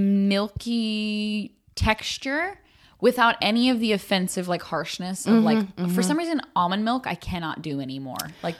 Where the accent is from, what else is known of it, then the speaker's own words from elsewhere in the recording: Arkansas, United States; moved away; See, I'm from Arkansas.